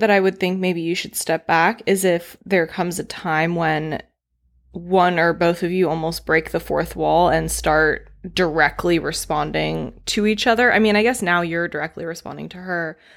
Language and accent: English; North Carolina, United States; moved away; ten years old growing up in North Carolina in the nineties